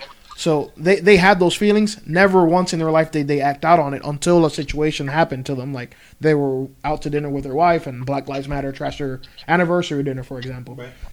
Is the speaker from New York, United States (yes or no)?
no; Florida, United States; We grew up in Florida